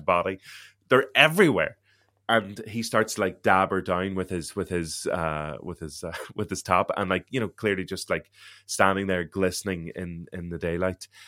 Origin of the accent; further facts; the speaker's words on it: Derry, Northern Ireland, United Kingdom; accent: Derry; I'm from Derry, so I have a Derry